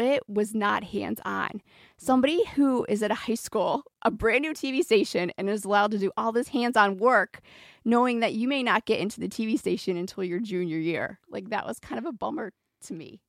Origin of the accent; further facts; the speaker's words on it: Maryland, United States; moved away; I grew up on the East Coast in Maryland.